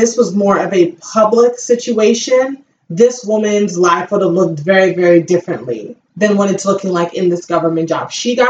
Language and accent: English; West Coast, United States; I'm from the West Coast.